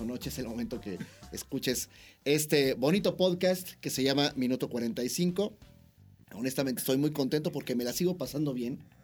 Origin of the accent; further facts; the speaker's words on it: Mexico; como buen mexicano